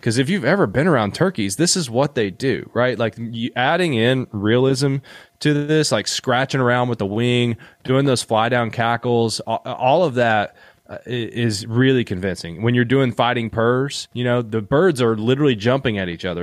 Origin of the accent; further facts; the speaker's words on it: Eastern Kentucky, United States; I'm from Eastern Kentucky